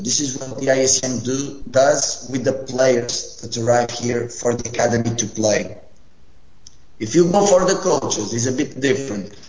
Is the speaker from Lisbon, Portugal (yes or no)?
no; Funchal, Madeira, Portugal; moved away as an adult; also born or lived in Rio Maior, Portugal; now in Italy; I'm Portuguese and I'm coming from an island. I'm not even from the mainland. I'm coming from Funchal.